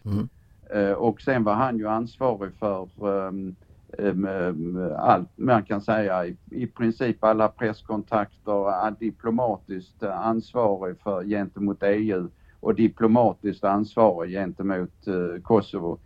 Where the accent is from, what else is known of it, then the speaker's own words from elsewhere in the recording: Sweden; jag är gammal chefsåklagare från Sverige